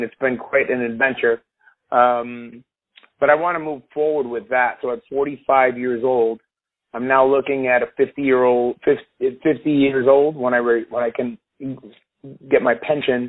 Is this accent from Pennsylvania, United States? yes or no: no; Chicago, Illinois, United States; I was born and raised in Chicago